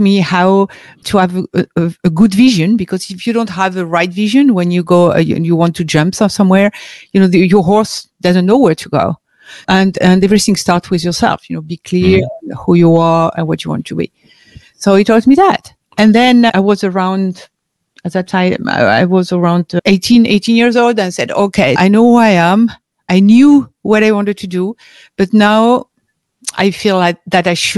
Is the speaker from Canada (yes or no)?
no; France; English is a second language; I was born and raised in France